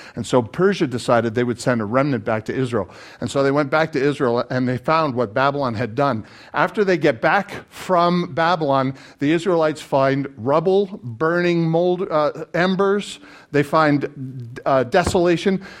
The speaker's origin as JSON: {"language": "English", "country": "Canada", "said": "As a Canadian"}